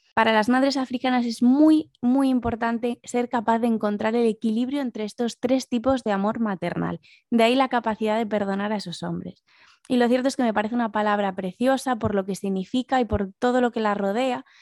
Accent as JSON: {"language": "Spanish", "town": "A Coruña", "region": "Galicia", "country": "Spain", "tie": "born or raised there", "also_born_or_lived": "Asturias / London", "accent": "Galician", "moved": "as an adult", "said": "soy asturiana, pero lo cierto es que viví la mayor parte de mi vida en A Coruña, de ahí mi marcado acento gallego"}